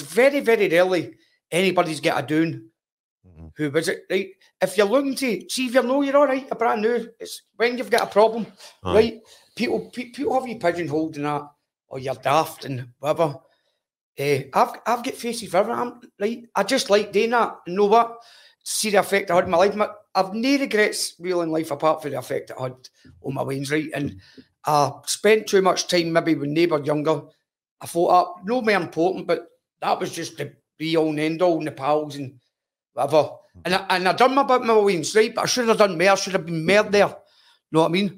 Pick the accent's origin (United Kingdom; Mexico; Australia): United Kingdom; Glasgow, Scotland; growing up. East End of Glasgow